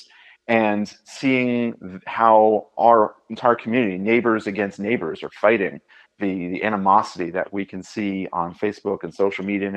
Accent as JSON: {"language": "English", "region": "Indiana", "country": "United States", "said": "as a Hoosier"}